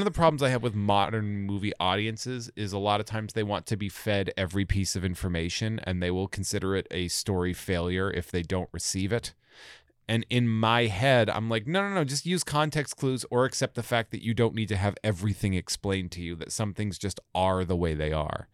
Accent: Sturbridge, Massachusetts, United States; also born or lived in Worcester, Massachusetts; I'm from, from Old Sturbridge Village, essentially. So I'm from, like, this little farm area out there

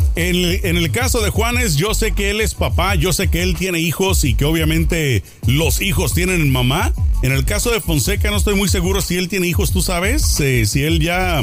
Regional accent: Mexico; now in United States; como mexicano

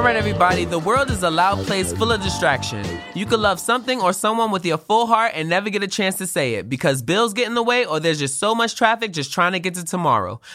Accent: New York City, New York, United States; I'm from Brooklyn, New York like I've been in the Board of Education system for more than a decade

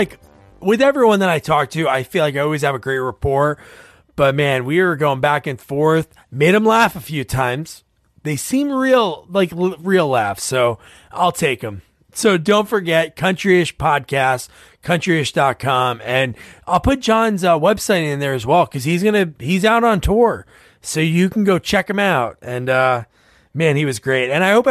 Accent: New Jersey, United States; Like growing up in Jersey

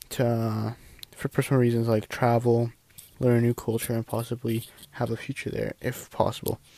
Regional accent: Canada; Hey, I am from Canada. I'm in the 11th grade.

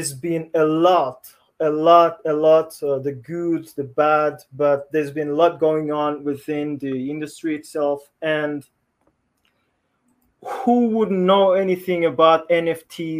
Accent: Rwanda; I am from Rwanda

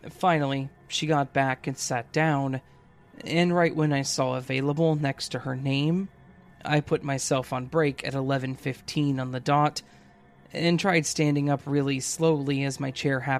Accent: Brazil; I came back home. I'm from Brazil.

